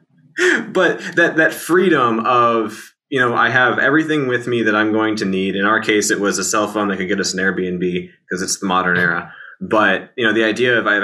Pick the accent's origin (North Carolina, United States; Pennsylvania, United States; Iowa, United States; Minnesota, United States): Iowa, United States; moved away; I grew up in Iowa